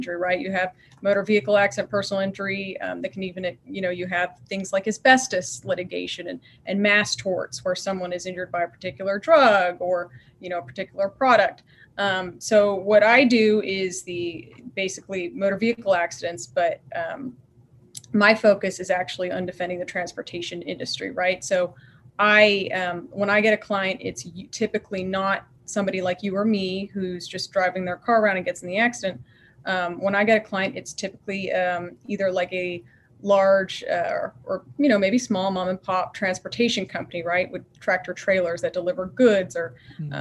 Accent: Virginia, United States; moved away as an adult; now in San Antonio, United States; I'm from Virginia originally

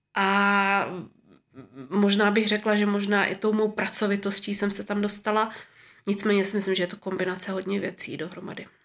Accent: Moravská Třebová, Pardubice Region, Czechia; moved away as an adult; also born or lived in Prague; now in Zurich, Switzerland; jsem se narodila v roce sedmdesát šest v Moravské Třebové

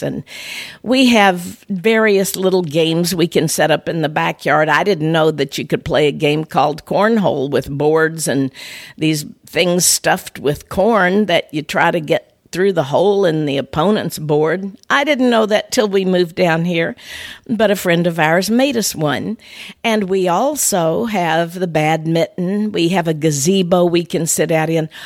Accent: north of Saint Louis, Missouri, United States; In my hometown, up in the area north of Saint Louis

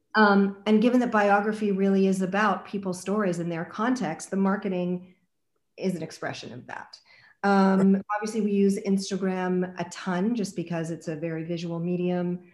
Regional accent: Montreal, Quebec, Canada; growing up in Montreal

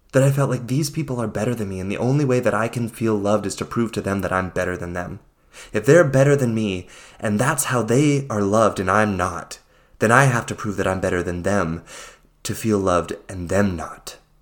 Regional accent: United States; my experience of living, growing up in the United States

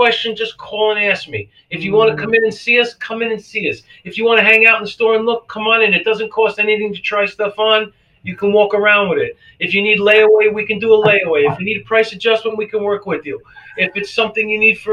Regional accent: New York City, New York, United States; also born or lived in Brooklyn, New York / Brick, New Jersey / Lakewood, New Jersey; now in Cape Coral, United States; I was born in Brooklyn, New York. Yeah. In 1962. We moved to Staten Island, New York in 1967. Then I moved to Brick, New Jersey.

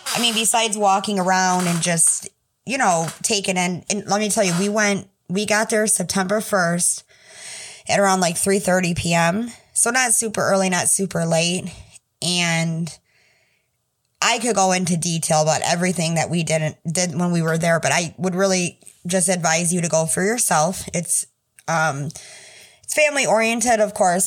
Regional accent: Michigan, United States; I'm from Michigan

